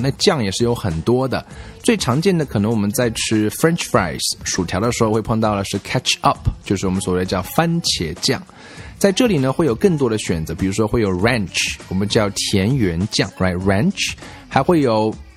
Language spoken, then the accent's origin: Chinese; China; 我们中国人吃的是 rice vinegar